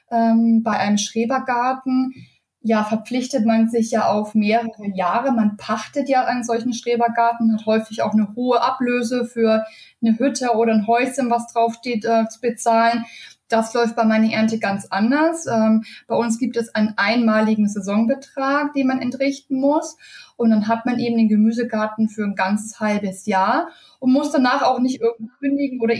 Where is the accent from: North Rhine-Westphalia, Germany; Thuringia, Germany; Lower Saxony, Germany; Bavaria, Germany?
Bavaria, Germany; born there; now in Bonn, Germany; lebe seit äh, knapp äh, neun Jahren mittlerweile in Bonn, bin gebürtige Bayerin und auch noch sehr heimatverbunden.